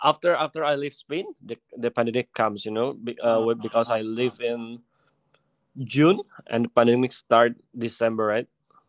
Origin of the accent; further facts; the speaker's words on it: Jakarta, Indonesia; also born or lived in Medan, Indonesia; So like I said before, I was born in Medan. But since 2 years old, I moved to Jakarta with my family.